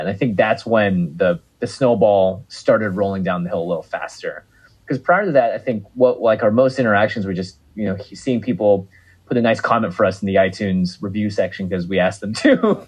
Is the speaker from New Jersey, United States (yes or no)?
no; Seattle, Washington, United States; I grew up in Seattle, Washington